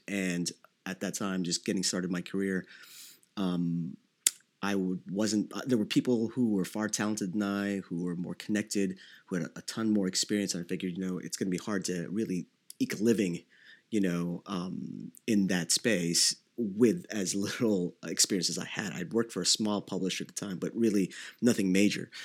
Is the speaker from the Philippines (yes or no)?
yes; Davao City, Davao Region, Philippines; moved away; I was born in Davao City in the Philippines